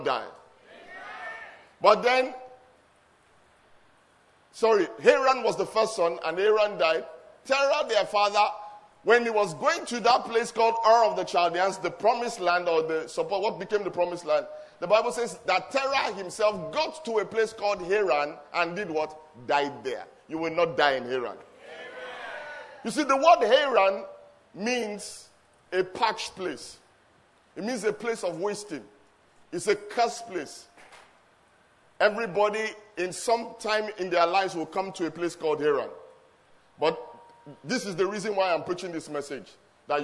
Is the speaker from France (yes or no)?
no; Lagos, Nigeria; moved away as an adult; now in England, United Kingdom; I was born in Lagos, grew up in Lagos, and long story short, of the five children of my father's, destiny also took me to England. And then I've been in England for the last 19 years or so